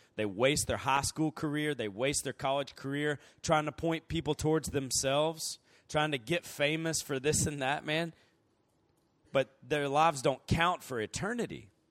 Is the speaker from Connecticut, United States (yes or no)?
no; Columbus, Georgia, United States; moved away as an adult; also born or lived in Virginia; now in Andrews, United States; I'm from Columbus, Georgia, originally, and, um, I lived there until I went to college.